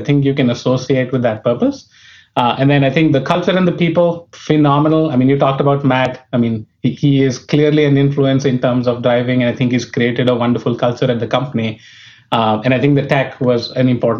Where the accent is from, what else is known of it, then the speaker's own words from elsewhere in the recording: New Delhi, Delhi, India; moved away as an adult; I was born in India, brought up in New Delhi, which was the capital.